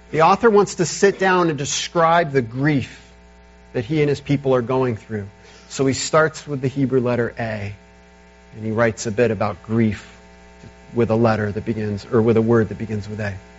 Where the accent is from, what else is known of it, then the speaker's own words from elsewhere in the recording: United States; as modern American Christians